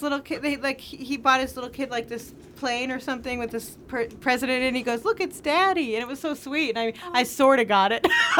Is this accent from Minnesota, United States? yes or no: no; Boston, Massachusetts, United States; moved away as an adult; also born or lived in New York / London / Chicago; now in Los Angeles, United States; I come from Boston. Yeah, yeah. I come from Boston. I went to school in New York and in London, and then I went to Chicago.